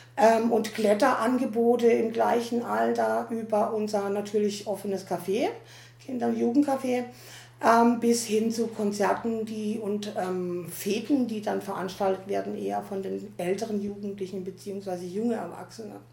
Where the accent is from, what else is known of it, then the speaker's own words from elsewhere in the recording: Teningen, Baden-Württemberg, Germany; ich komme also komm aus der Nähe von Freiburg, nämlich aus Teningen